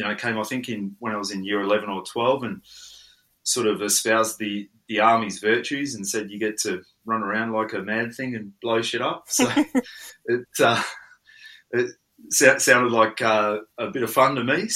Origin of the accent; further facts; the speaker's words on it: Coober Pedy, South Australia, Australia; also born or lived in Lightning Ridge, New South Wales; I grew up in Coober Pedy